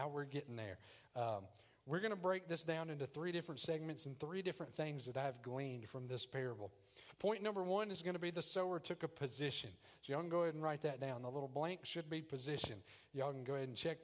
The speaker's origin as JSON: {"language": "English", "region": "the South", "country": "United States", "accent": "country", "said": "I'm country. I'm from the South."}